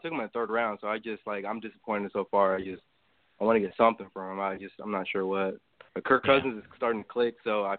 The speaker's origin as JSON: {"language": "English", "town": "Seattle", "region": "Washington", "country": "United States", "said": "I'm from Seattle area"}